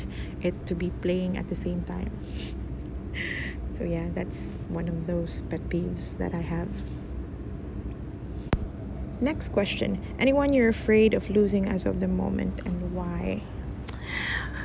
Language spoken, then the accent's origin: English; Manukan, Zamboanga Peninsula, Philippines; my hometown, Manukan, Zamboanga del Norte